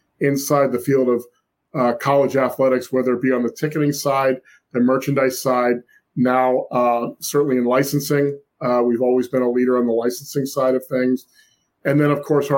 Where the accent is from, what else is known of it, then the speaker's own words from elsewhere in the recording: New Jersey, United States; also born or lived in Syracuse; born and raised in South Jersey.